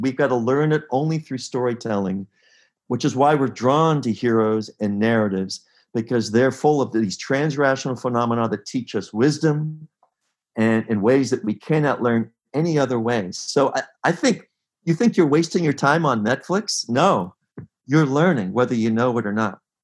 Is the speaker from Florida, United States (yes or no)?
no; Pittsburgh, Pennsylvania, United States; I grew up in Pittsburgh